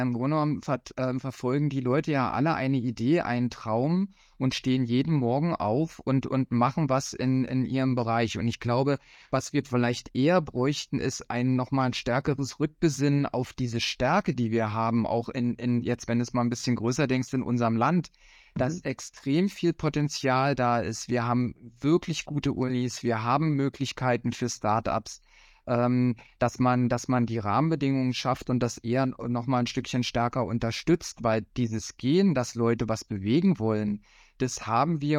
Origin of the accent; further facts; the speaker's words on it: Cottbus, Brandenburg, Germany; in meiner Heimatstadt Cottbus, wo ich herkomme